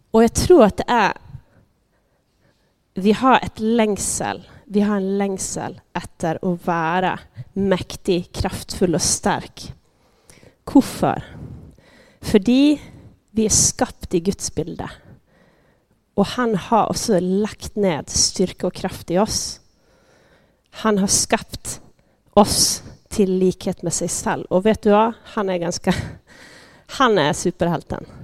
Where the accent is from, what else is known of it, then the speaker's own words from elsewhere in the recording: Sweden; now in Norway; Eh, jag kommer från Sverige. Jag snackar lite sån blandning. Så om eh, du, du, du sitter och lurar på vad är för dialekt, vad jag kommer ifrån, ja, så vet du det. Eh, jag har bott här i tio år.